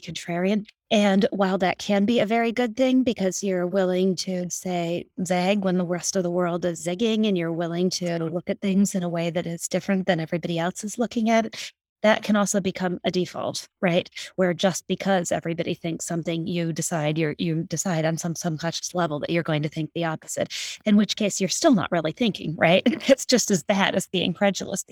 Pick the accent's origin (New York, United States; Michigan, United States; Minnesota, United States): Minnesota, United States; Hibbing; moved away as an adult; also born or lived in China Lake, California; we ended up living in northern Minnesota, a small town way up near the Canadian border called Hibbing